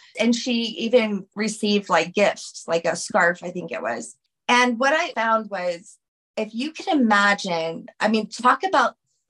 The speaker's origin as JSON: {"language": "English", "town": "New Orleans", "region": "Louisiana", "country": "United States", "said": "I'm from New Orleans. Like, we're talking like from the 1600s. Yes. I am French."}